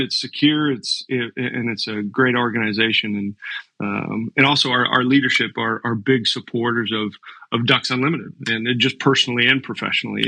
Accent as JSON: {"language": "English", "town": "Lakota", "region": "North Dakota", "country": "United States", "tie": "born or raised there", "moved": "yes", "lives_now": "Omaha, United States", "said": "I grew up in in uh, North Dakota. I was born in Lakota."}